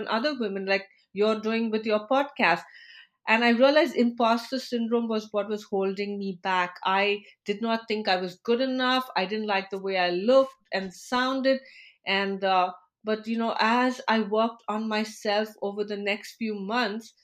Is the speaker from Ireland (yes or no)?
no; India; moved away as an adult; now in United States; I'm originally from India. And as a professional, when I moved to the US